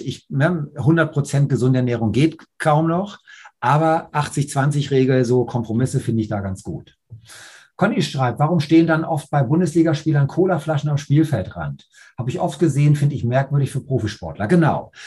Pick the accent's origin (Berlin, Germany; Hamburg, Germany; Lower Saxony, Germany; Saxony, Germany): Hamburg, Germany; bei uns in Hamburg